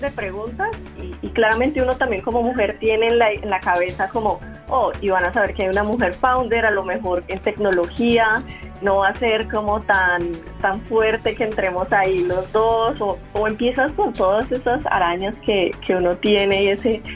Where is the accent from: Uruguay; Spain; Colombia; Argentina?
Colombia; moved away as an adult; somos emprendedores colombianos en educación